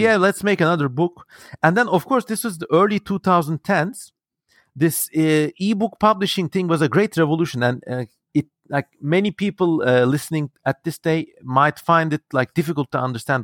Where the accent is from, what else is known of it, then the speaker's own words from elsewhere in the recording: Ankara, Turkey; growing up in Turkey